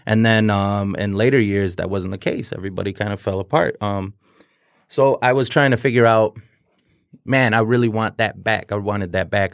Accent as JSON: {"language": "English", "town": "Detroit", "region": "Michigan", "country": "United States", "tie": "born or raised there", "said": "I grew up, born and raised in South Detro-, Southwest Detroit"}